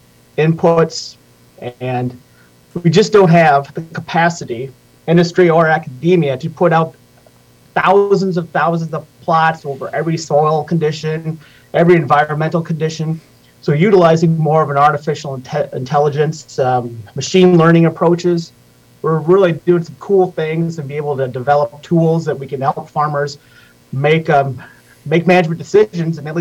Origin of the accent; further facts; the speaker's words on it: Wisconsin, United States; I'm from Wisconsin. I grew up in a dairy farm